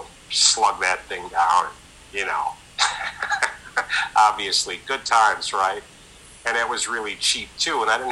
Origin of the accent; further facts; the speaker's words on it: Rochester, New York, United States; moved away; I was born in Rochester, New York, which is on Lake Ontario, about 350 miles northwest of where I'm sitting right now